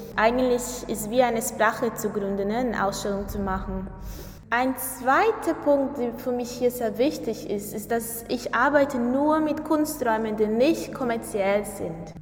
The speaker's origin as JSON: {"language": "German", "country": "Brazil", "second_language": "German", "moved": "as an adult", "lives_now": "Hamburg, Germany", "said": "zurück zu meiner Heimat"}